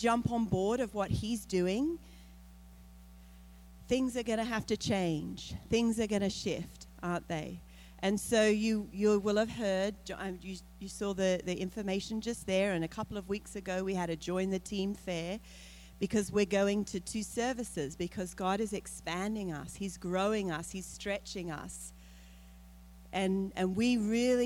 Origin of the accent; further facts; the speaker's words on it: Australia; moved away; I'm from Australia.